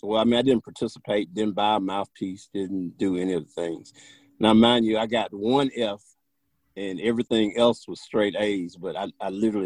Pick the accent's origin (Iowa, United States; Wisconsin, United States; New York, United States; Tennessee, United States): Tennessee, United States; Memphis; moved away as an adult; also born or lived in Nashville, Tennessee; I am originally from Memphis, Tennessee, born and raised. I stayed there till going to Tennessee State University and have lived in Nashville my entire adult life.